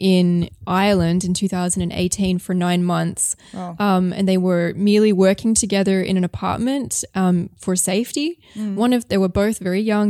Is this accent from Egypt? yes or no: no; Australia; now in Berlin, Germany; I'm not from the European Union. I'm Australian